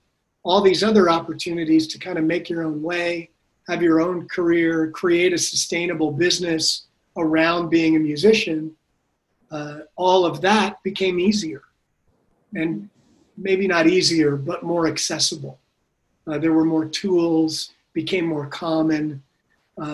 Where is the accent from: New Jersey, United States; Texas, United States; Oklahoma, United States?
New Jersey, United States; now in Austin, United States; Well, I'm from New Jersey, and I kind of grew up all over and worked in New York for quite a while.